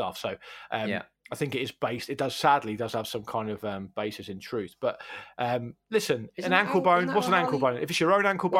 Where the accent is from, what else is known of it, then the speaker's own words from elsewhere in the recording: Portsmouth, South East England, United Kingdom; when I was a kid, growing up in Portsmouth, it was only really sailors and criminals that had tattoos